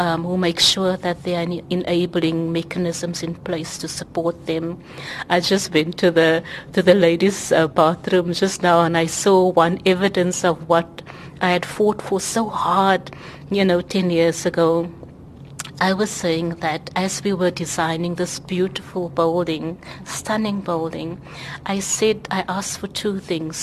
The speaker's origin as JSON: {"language": "English", "country": "South Africa", "said": "I'm a South African"}